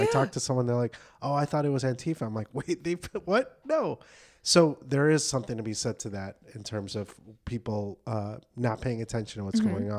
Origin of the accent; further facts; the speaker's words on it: Chicago, Illinois, United States; I'm from Chicago